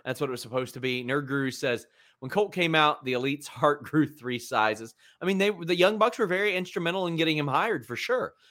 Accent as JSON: {"language": "English", "region": "Kentucky", "country": "United States"}